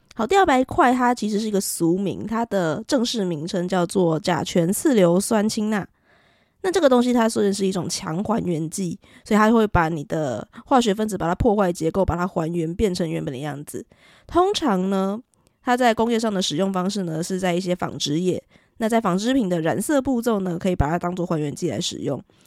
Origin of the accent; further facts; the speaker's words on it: southern Taiwan, Taiwan; 我是南部人哦，所以我习惯说春卷